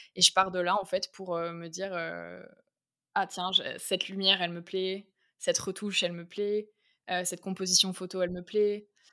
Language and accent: French; Bergerac, Nouvelle-Aquitaine, France; also born or lived in Paris; now in Bordeaux, France; je suis née à Bergerac, en Dordogne